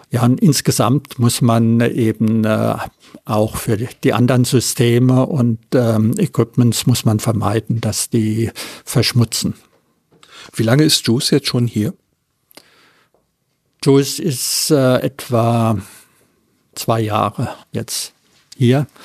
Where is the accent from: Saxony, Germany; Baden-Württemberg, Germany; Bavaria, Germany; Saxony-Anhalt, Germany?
Baden-Württemberg, Germany; Friedrichshafen; Ja, hallo … Ich bin aus Friedrichshafen.